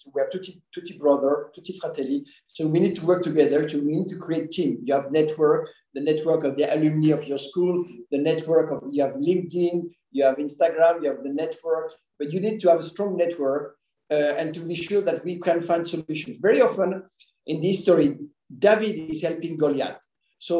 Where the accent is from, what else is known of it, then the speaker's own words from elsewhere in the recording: France; moved away as an adult; also born or lived in Caribbean / Belgium / United States / United Kingdom; I was born and studied in France